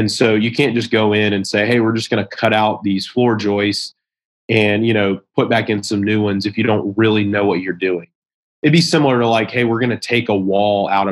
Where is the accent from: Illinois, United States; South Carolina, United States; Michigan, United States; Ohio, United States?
South Carolina, United States; my hometown in South Carolina.